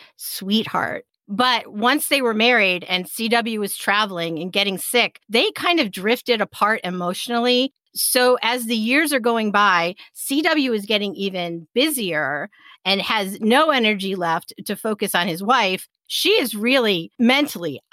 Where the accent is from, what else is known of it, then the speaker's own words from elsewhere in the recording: Manchester, Connecticut, United States; the one I grew up with in Manchester, Connecticut